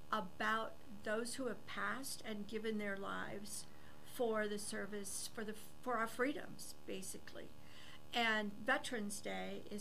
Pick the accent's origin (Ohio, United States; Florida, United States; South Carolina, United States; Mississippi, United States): Ohio, United States; So home was Ohio.